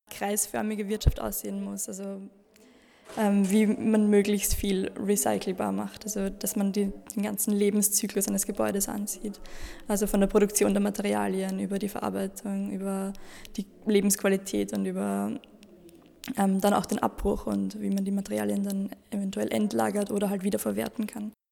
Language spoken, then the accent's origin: German; Lower Austria, Austria; ich komme aus Niederösterreich und studiere Architektur an der TU Wien.